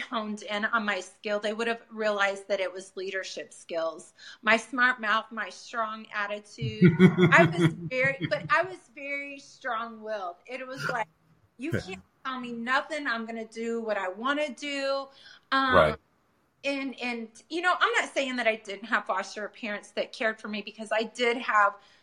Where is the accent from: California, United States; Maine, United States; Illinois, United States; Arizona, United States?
Illinois, United States; Peoria; I come from Peoria, Illinois